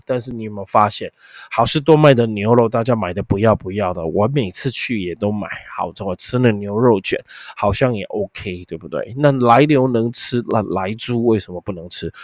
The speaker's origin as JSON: {"language": "Chinese", "country": "Taiwan", "said": "你看大陆人很可怜的，吃不到我们的释迦凤梨耶。"}